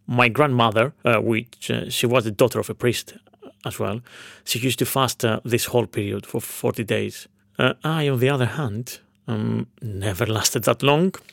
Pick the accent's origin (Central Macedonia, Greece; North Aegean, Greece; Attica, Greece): Central Macedonia, Greece; Veria; in my hometown of Veria, in northern Greece.